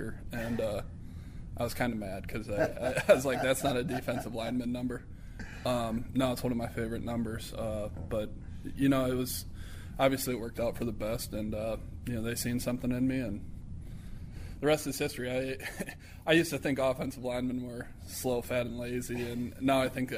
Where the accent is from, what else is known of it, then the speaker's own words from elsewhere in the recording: Parkston, South Dakota, United States; moved away; I couldn't imagine growing up anywhere else. Still to this day, I got a big following in my hometown